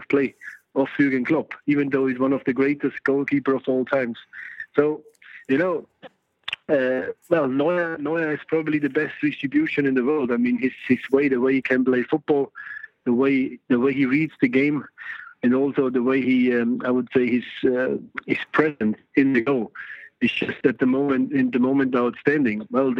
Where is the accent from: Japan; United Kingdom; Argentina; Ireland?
United Kingdom; Yorkshire and the Humber; accent: Yorkshire; I love Liverpool, you know. I'm a Yorkshire man, as you can hear my accent. So, not too far from Liverpool.